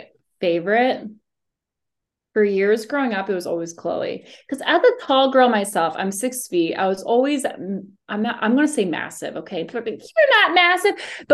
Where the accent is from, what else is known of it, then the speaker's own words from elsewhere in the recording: Philadelphia, Pennsylvania, United States; moved away; I grew up in Philly